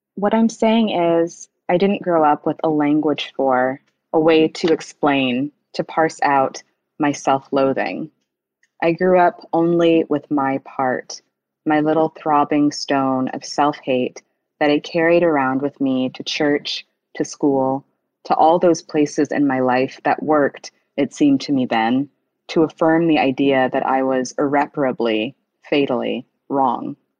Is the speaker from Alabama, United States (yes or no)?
yes; Huntsville, Alabama, United States; I grew up quite similarly to Gifty in the Pentecostal church um, in Alabama